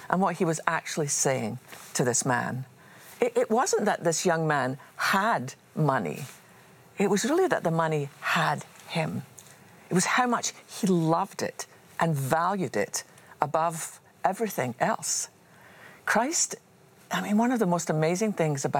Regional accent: Scotland, United Kingdom; I was just a wee girl growing up in Scotland.

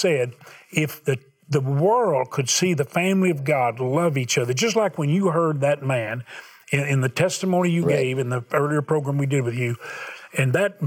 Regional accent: the South, United States; I'm from the South

